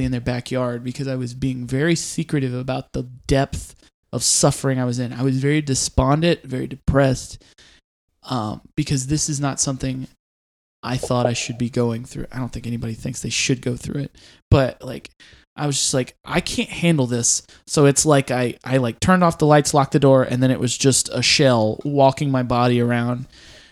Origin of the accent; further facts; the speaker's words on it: Clarksville, Tennessee, United States; moved back to my hometown of Clarksville